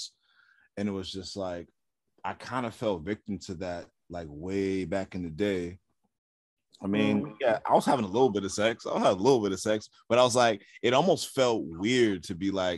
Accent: New York City, New York, United States; in a neighborhood I grew up in South Jamaica, Queens

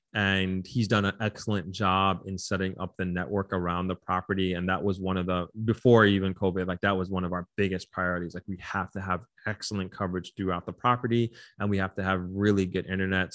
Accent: New York, United States; moved away as an adult; now in Negril, Jamaica; I was originally born and raised in New York

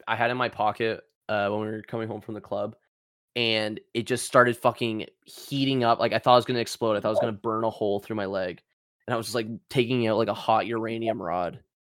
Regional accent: Canada

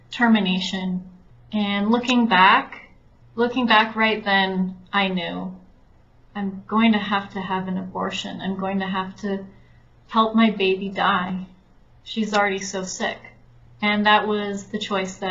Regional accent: California, United States; now in Mexico; I'm originally from California, but I was in Mexico. I live here.

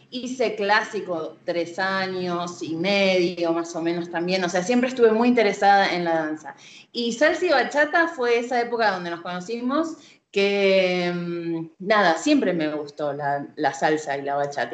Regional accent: Argentina; Soy argentina

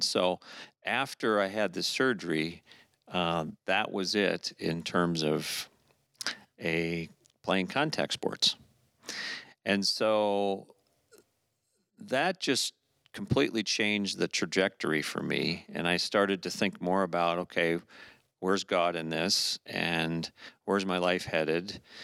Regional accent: Orlando, Florida, United States; moved away; I grew up in Florida

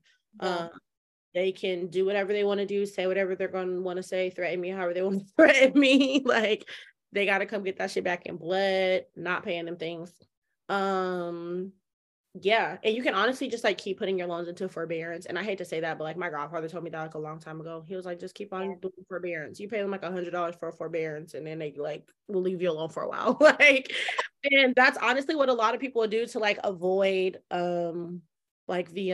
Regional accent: Colorado, United States; we're from Colorado.

